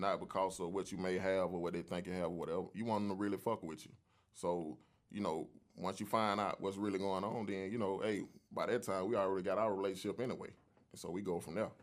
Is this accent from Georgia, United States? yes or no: yes; Atlanta, Georgia, United States; I came up, man, in the old Atlanta, man. I'm from, I'm actually from Zone three